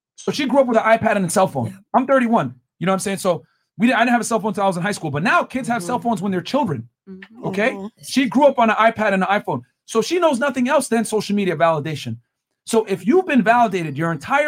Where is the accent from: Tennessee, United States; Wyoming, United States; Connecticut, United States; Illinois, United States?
Connecticut, United States; I'm from Connecticut